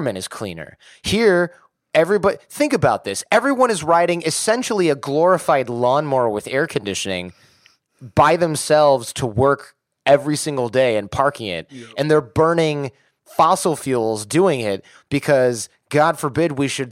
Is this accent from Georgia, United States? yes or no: no; Detroit, Michigan, United States; I'm from Detroit.